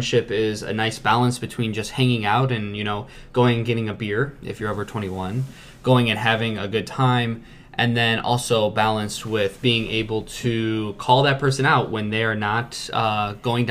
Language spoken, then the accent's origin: English; Chesterton, Indiana, United States; we're both from Chesterton